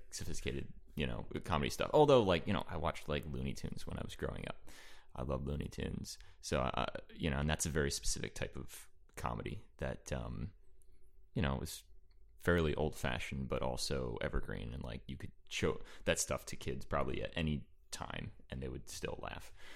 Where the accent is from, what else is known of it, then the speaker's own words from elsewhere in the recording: East Brunswick, New Jersey, United States; I am from New Jersey, East Brunswick, New Jersey, Central New Jersey